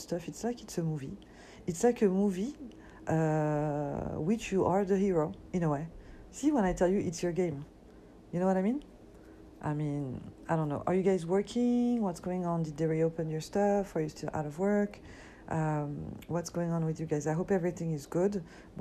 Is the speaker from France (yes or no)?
yes; Paris, Île-de-France, France; now in United States; I grew up and I was born in Paris.